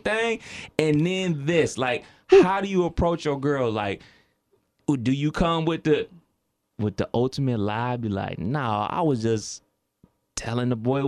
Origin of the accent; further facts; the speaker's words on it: Cleveland, Ohio, United States; my hometown is Cleveland, Ohio